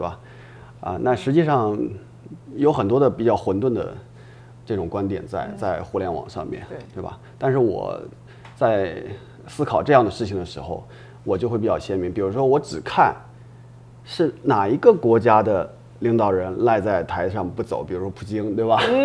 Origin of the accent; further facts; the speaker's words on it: Shandong, China; now in Japan; 我本身我老家山东人啊，啊。就孔孟之乡嘛